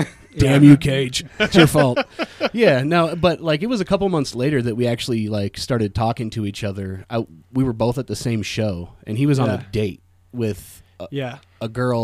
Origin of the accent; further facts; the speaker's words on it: Carson City, Nevada, United States; also born or lived in Truckee, California / Lake Tahoe; Truckee and lived in Lake Tahoe until I was like 4 or 5 or something like that. And then I moved to Carson and spent most of my formative years up until about 18 in Carson City.